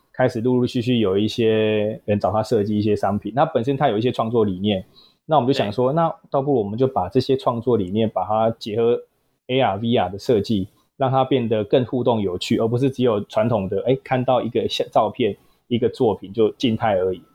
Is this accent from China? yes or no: no; southern Taiwan, Taiwan; 本身南部人啊，所以求学阶段啦，然后也没有到北部，然后也是土生土长的南部人